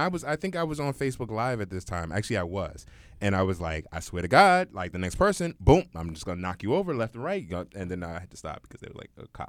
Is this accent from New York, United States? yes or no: yes; New York City, New York, United States; I'm a New Yorker and I've been here for pretty much majority of my life